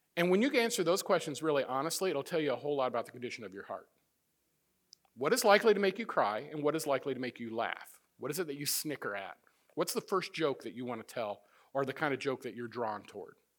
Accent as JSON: {"language": "English", "region": "Midwest", "country": "United States", "also_born_or_lived": "Florida", "moved": "yes", "said": "I'm from the Midwest"}